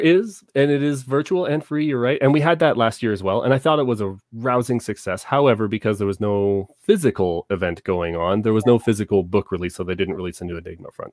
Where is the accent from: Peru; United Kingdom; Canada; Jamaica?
Canada; Southern Ontario; now in Calgary, Canada; I was born and raised in Southern Ontario